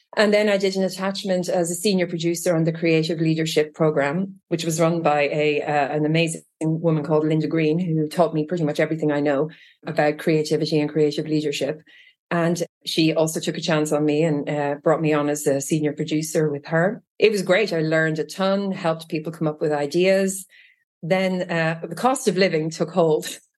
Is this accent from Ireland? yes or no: yes; Trim, Leinster, Ireland; moved away as an adult; also born or lived in Japan / London, United Kingdom / Israel; now in Virginia, United States; growing up in Trim